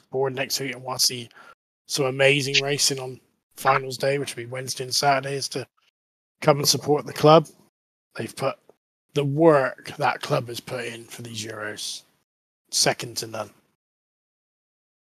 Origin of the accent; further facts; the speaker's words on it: United Kingdom; I'm British, I'm team manager